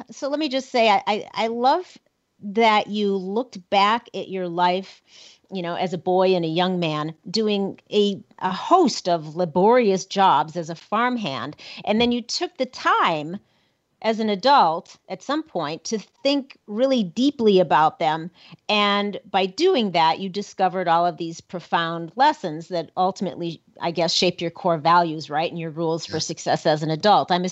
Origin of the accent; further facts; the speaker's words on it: Minnesota, United States; now in Cody, United States; born and raised in Minnesota, so even closer um, to Nebraska than over here in Cody, Wyoming.